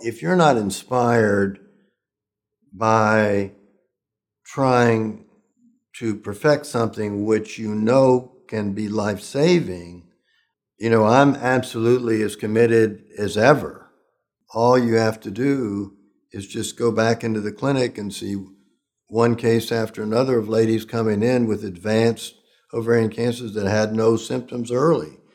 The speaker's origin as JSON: {"language": "English", "area": "Oldham County", "region": "Kentucky", "country": "United States", "tie": "born or raised there", "said": "I was brought up in Kentucky, in Oldham County"}